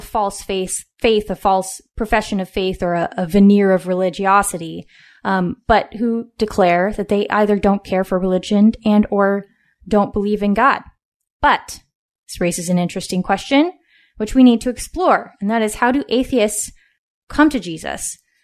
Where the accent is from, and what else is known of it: West Coast, United States; born or raised there